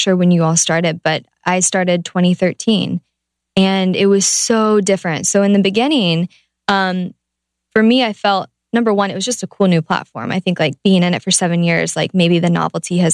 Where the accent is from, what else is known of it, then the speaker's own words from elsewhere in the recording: Ohio, United States; I'm from Ohio.